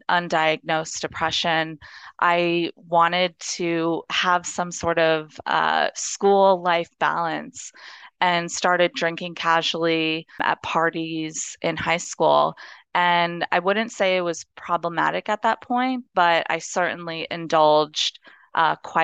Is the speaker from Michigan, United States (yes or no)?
no; Los Angeles, California, United States; I grew up in Los Angeles. I'm born and raised here.